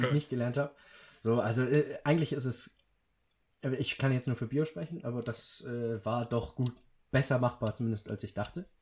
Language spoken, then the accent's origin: German; Schleswig-Holstein, Germany; bei uns in Schleswig-Holstein